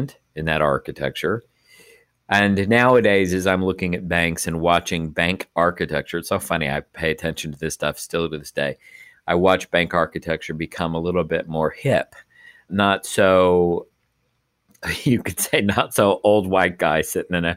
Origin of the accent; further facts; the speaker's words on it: Texas, United States; moved away; I grew up back in Texas